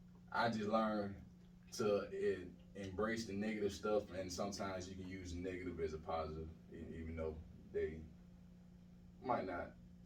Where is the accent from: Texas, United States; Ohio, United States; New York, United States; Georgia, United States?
Georgia, United States; Atlanta; I'm from the south side of Atlanta. Nice. Washington Road to be exact. But I was born on Cleveland Avenue at South Fulton Hospital.